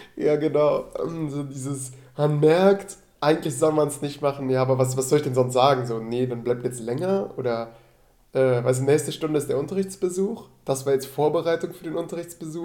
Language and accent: German; Rhineland, Germany; moved away; ich komme aus dem Rheinland